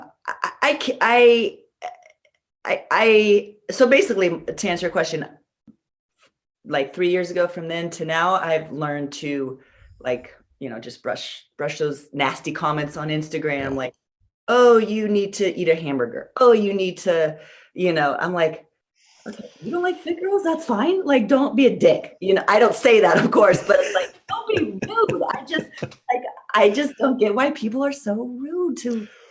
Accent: California, United States; I'm a California girl

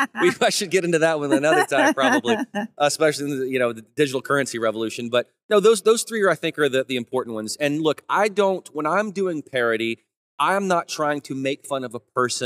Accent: Memphis, Tennessee, United States; also born or lived in Hollywood / Nashville; I come from the South. I'm from Memphis, Tennessee. I'm an only child

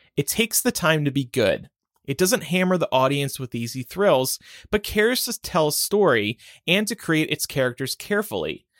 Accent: United States; we are American

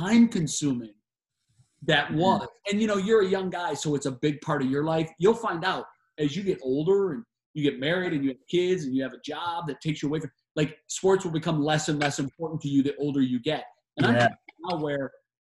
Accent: Cleveland, Ohio, United States; moved away as an adult; also born or lived in Connecticut; I knew that I wanted to come back to Cleveland, where I'm from, and I wanted to live in my hometown again.

